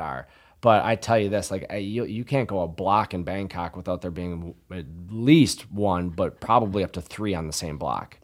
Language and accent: English; La Crosse, Wisconsin, United States; I'm from La Crosse originally. Uh, I went to Central High School, graduated in nineteen ninety-nine